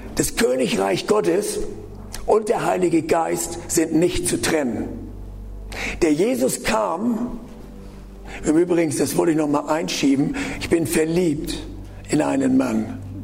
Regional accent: the North, Northern Germany, Germany; ich komme ja aus dem Norden

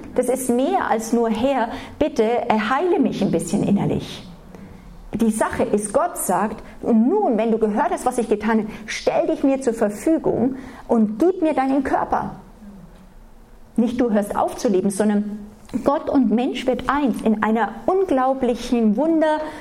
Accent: Germany; aufgewachsen sind, ganz normal, als Deutsche, so wie man halt als Deutsche erzogen

